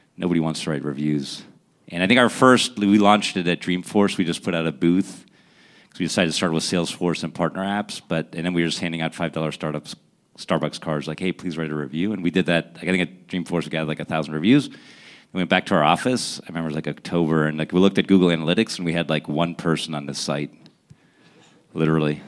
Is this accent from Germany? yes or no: yes; Essen, North Rhine-Westphalia, Germany; also born or lived in Pittsburgh, Pennsylvania; now in United States; I was born in Germany